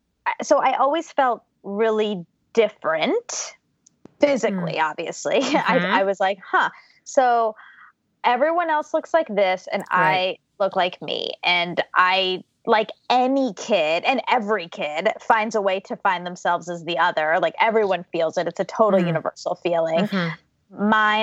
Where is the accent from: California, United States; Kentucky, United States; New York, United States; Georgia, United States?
Georgia, United States; born there; So I was born in Georgia to my mom, who is a computer programmer, and my dad, who's an engineer.